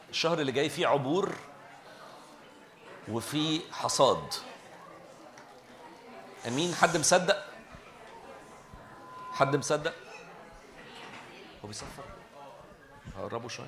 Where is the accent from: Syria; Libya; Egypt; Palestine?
Egypt; اللي اسمه الاي دي اللي اسمه عندنا في مصر الرقم القومي